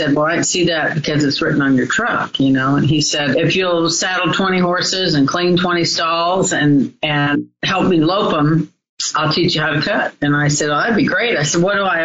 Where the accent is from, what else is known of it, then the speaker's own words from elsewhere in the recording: Southern California, United States; I was raised in Southern California.